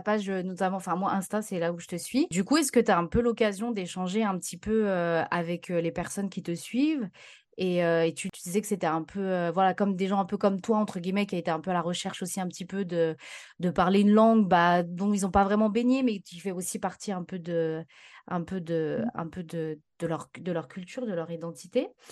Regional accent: France; je suis née en France et mes parents sont immigrés.

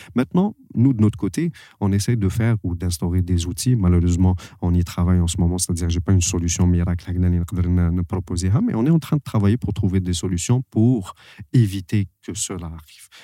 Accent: Algeria; je suis algérien

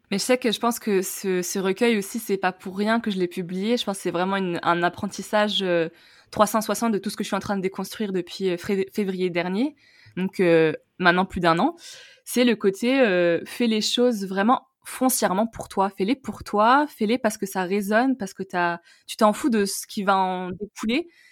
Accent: Tunisia; moved away as an adult; now in France; je suis née en Tunisie, j'y suis, euh, enfin, ai grandi jusqu'à mes 18 ans. Et ensuite, je suis venue en France

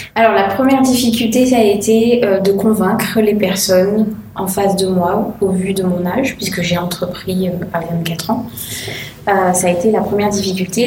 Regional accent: Le Tampon, Réunion; je viens de la plaine des Cafres

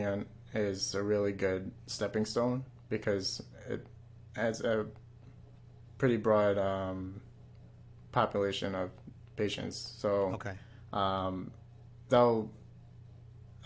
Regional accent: Suffolk County, Long Island, New York, United States; also born or lived in Jackson Heights, Queens, New York; Born in Jackson Heights, Queens, and pretty much my whole life here in Suffolk County

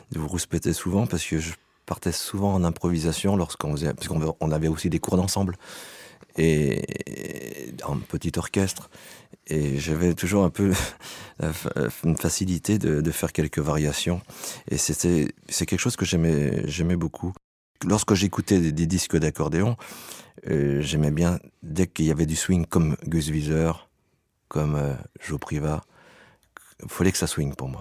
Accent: Savoie, Auvergne-Rhône-Alpes, France; je viens de Savoie

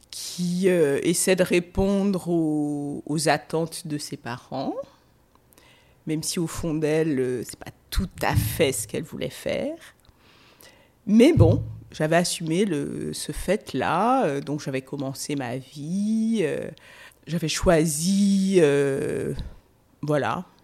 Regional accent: Guadeloupe; moved away as an adult; now in Paris, France; J'ai pris deux valises et je suis, j'ai quitté la Guadeloupe. Parce que pour moi, j'étais aussi en colère. Il fallait que je parte.

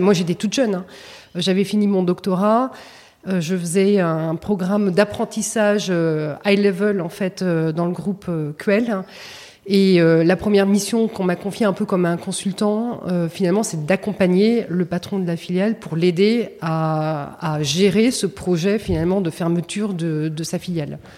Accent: Saint-Germain-en-Laye, Île-de-France, France; je suis née à Saint-Germain-en-Laye.

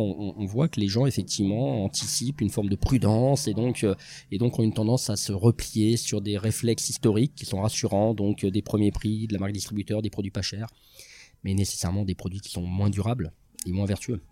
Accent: Lyon, Auvergne-Rhône-Alpes, France; j'ai grandi à Lyon

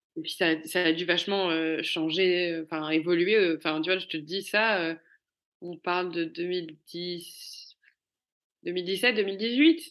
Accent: Cannes, Provence-Alpes-Côte d'Azur, France; moved away; also born or lived in Paris; je venais de Cannes, j'avais grandi à Cannes et j'avais une vie de parisienne

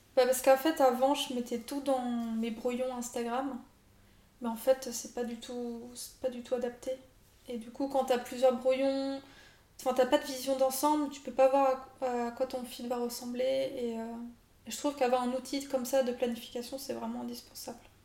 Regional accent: France; nous, en tant que Français

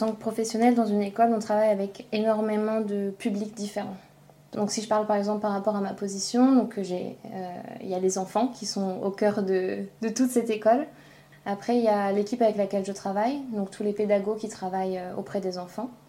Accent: France; moved away as an adult; also born or lived in Denmark; now in Copenhagen, Denmark; j'ai 29 ans. Euh, j'ai grandi en France. Je suis arrivée au Danemark il y a 6 ans, 5 ou 6 ans.

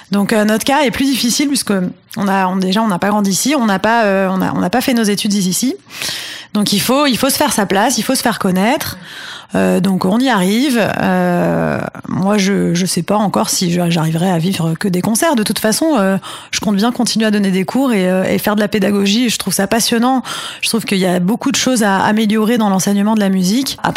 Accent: Paris, Île-de-France, France; now in Barcelona, Spain; Moi, je suis de Paris, j'ai mes amis là-bas. Si c'est pour vivre à Toulouse, je reste à Barcelone.

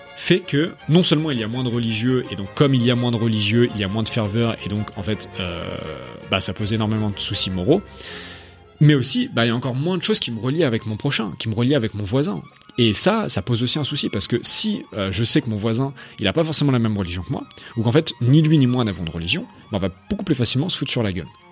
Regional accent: France; moved away as an adult; now in Hungary; je suis français

